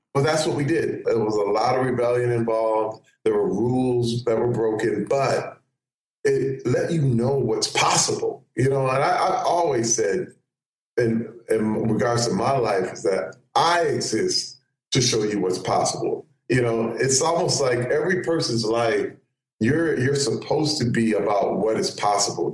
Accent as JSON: {"language": "English", "town": "Flint", "region": "Michigan", "country": "United States", "tie": "born or raised there", "said": "I grew up in Flint, Michigan"}